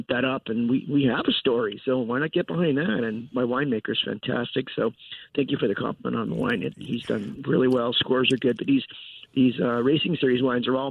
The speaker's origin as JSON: {"language": "English", "region": "Southern California", "country": "United States", "also_born_or_lived": "Midwest", "moved": "as an adult", "said": "I'm from Southern California, car culture, but I was in the Midwest in real estate. Came back out here to California"}